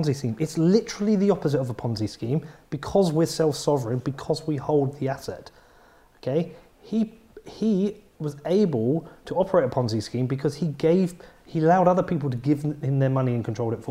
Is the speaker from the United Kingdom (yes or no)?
yes; Bedford, East of England, United Kingdom; I'm from Bedford